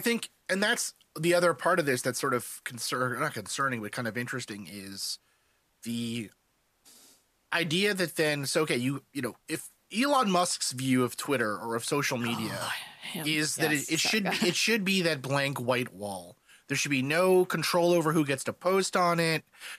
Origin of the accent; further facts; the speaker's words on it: South Africa; also born or lived in Canada; now in United States; We live in America, even though I'm a Canadian originally from South Africa.